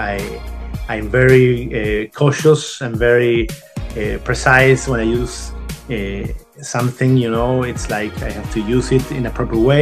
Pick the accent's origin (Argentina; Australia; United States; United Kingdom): Argentina; Buenos Aires; I was born in Argentina in 1978. And I started with my painting lessons, my painting, my inspiration, my creativity in plastic, in painting and drawing when I was six at a local workshop near my home in Argentina, in Buenos Aires capital.